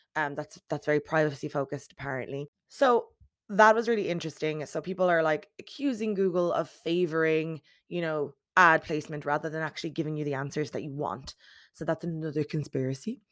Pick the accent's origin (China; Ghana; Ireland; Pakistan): Ireland; As an Irish person